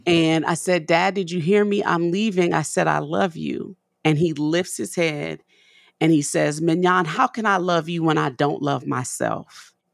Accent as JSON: {"language": "English", "town": "New Orleans", "region": "Louisiana", "country": "United States", "tie": "born or raised there", "moved": "yes", "lives_now": "Nashville, United States", "said": "we have a store in New Orleans on Magazine Street, 'cause that's my hometown where I'm from."}